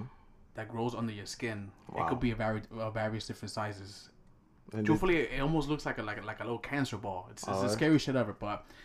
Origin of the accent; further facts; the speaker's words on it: New York City, New York, United States; we're from New York, of course, from the Bronx.